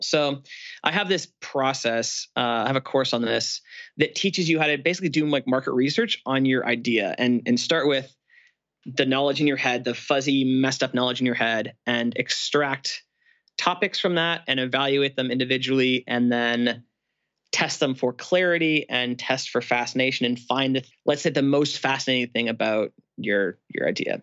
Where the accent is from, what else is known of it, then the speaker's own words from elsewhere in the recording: Canada; I'm Canadian and it's cold in Canada for Christmas